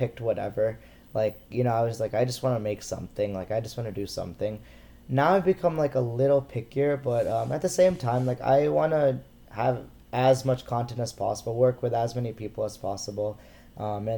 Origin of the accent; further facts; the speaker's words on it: United States; As an Indian American